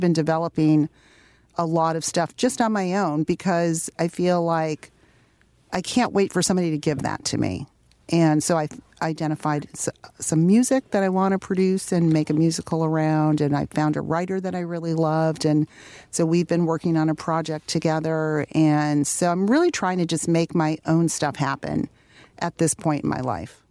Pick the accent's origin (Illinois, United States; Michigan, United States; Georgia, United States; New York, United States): Michigan, United States; Detroit; growing up in Detroit, my parents, um, made sure that we had a connection to, um, you know, to our, our heritage